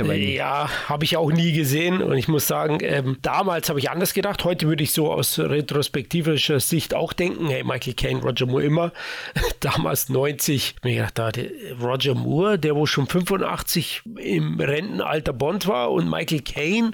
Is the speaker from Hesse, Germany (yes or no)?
no; Bavaria, Germany; born or raised there